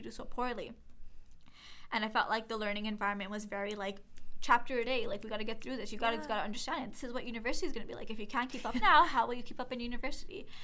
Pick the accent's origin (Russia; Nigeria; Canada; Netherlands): Canada; Toronto, Ontario; also born or lived in Brampton; I grew up in Toronto and then I moved to Brampton. So I spent half my life in Toronto and half my life in Brampton pretty much.